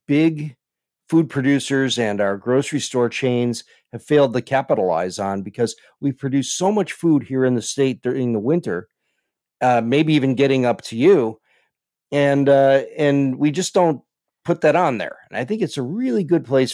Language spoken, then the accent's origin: English; Chicago, Illinois, United States; I grew up in Chicago